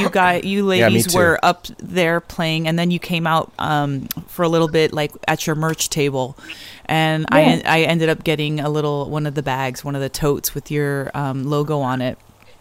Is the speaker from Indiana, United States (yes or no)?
no; Las Vegas, Nevada, United States; We're yeah, we're from Vegas.